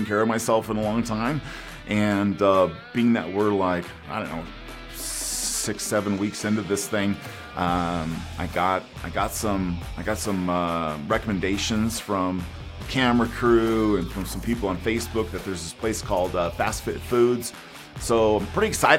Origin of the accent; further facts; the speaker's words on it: Oakdale, California, United States; now in Colorado, United States; I live in Colorado, but I'm from California, a little tiny town in Central California that almost nobody's heard of. It's called Oakdale.